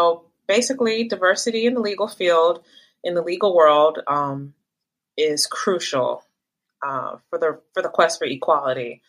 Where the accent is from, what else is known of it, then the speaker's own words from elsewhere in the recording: Texas, United States; I'm from Texas